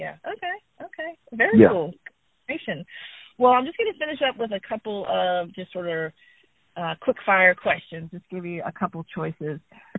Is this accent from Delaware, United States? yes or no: no; Virginia, United States; I grew up in Virginia